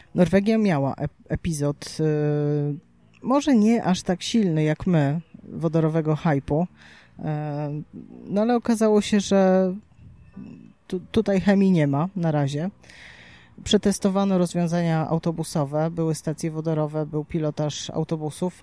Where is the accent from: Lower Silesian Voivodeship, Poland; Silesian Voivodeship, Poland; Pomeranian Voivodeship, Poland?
Pomeranian Voivodeship, Poland; Gdynia; u nas w Gdyni